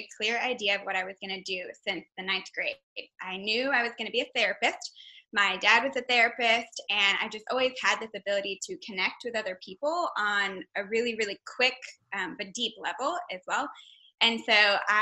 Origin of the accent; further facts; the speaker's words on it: Texas, United States; I'm originally from Texas